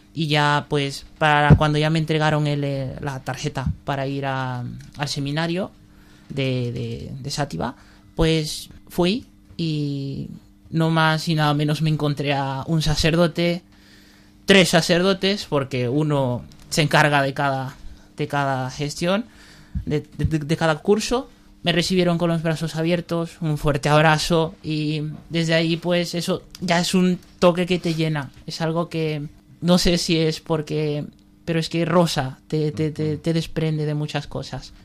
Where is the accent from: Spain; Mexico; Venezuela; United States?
Spain; Valencia, Valencian Community; soy de Valencia, tengo 20 años